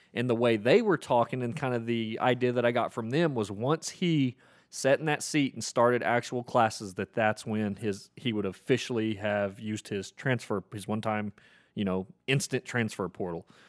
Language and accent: English; Oklahoma, United States; I grew up in Oklahoma